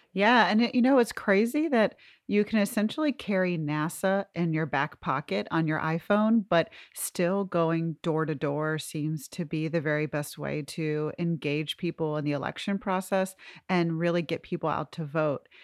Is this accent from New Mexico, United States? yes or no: no; Georgia, United States; In our Blitz mini season focused on my home state